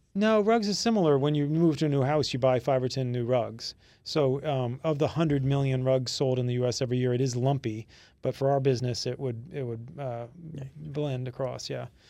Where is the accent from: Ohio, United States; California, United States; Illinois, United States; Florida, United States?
Florida, United States; Florida Keys, United States; growing up in the Florida Keys